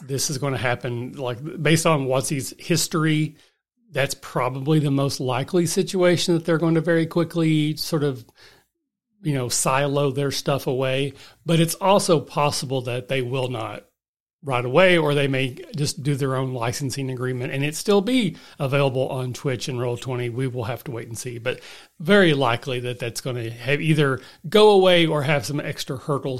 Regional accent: Kentucky, United States; I'm from the Appalachia. I'm born and raised in the foothills.

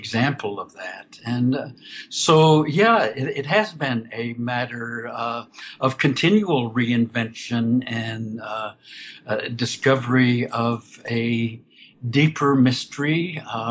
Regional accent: Orlando, Florida, United States; I grew up outside Orlando, Florida

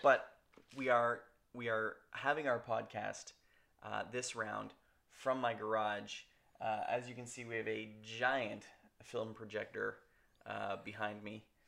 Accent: Canada; We're Canadian filmmakers

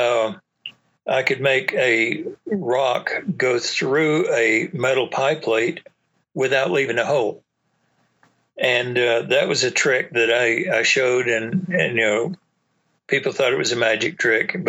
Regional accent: East Texas, United States; moved away as an adult; also born or lived in Augsburg, Germany; I was raised in East Texas.

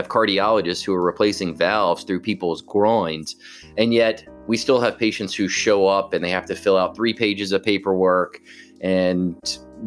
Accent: Atlanta, Georgia, United States; I grew up here in Atlanta.

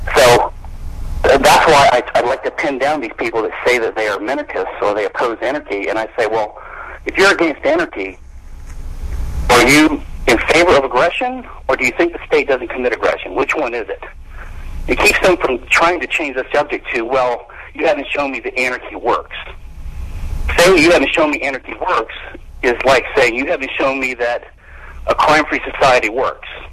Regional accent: Louisiana, United States; I'm from Louisiana

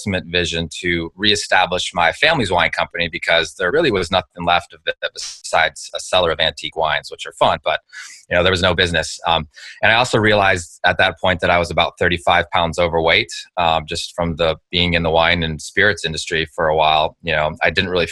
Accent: Napa Valley, California, United States; I grew up in the Napa Valley

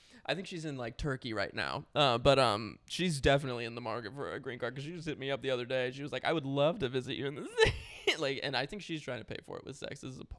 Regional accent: United States; We're American.

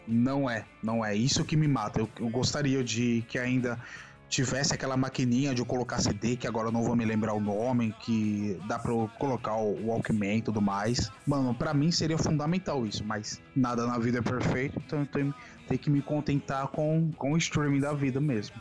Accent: Brazil; eu falo por sendo brasileiro

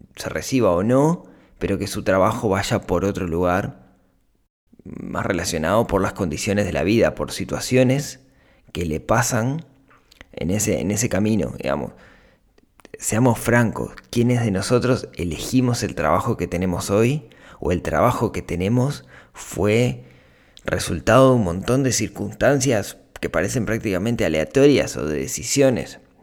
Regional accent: Shangri-La, Canelones, Uruguay; en Shangri-La, que es el, el, barrio, el balneario donde yo crecí

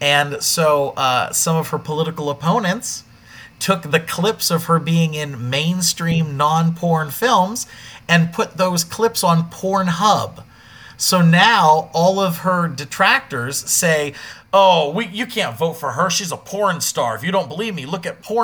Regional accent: Pennsylvania, United States; growing up in Pennsylvania

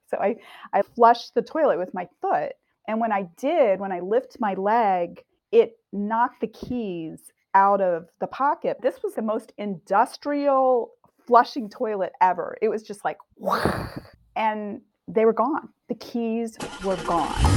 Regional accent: Delaware, United States; also born or lived in suburban Chicago; now in Chicago, United States; I'm in suburban Chicago now, and I grew up in Delaware

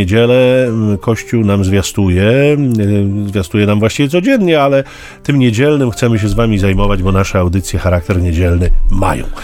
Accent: Gdynia, Pomeranian Voivodeship, Poland; a my z Gdyni

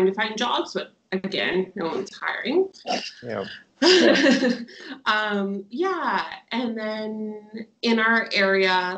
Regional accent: Winnipeg, Manitoba, Canada; moved away as an adult; now in Sydney, Australia; I am from Winnipeg, Manitoba, Canada. I moved here almost 2 years ago to Sydney, Australia

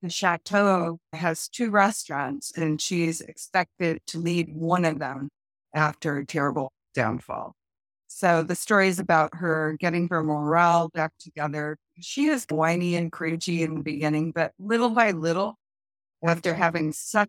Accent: United States; moved away as an adult; also born or lived in southwestern France; now in France; I'm American, who is moving or working or living in France

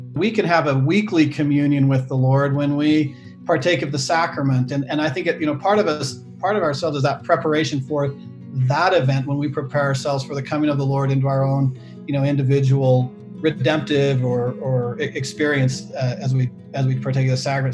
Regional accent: Salt Lake City, Utah, United States; I grew up in Salt Lake City

